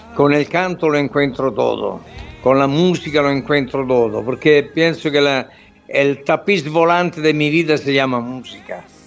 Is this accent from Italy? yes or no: yes; Southern Italy, Italy; Spanish is a second language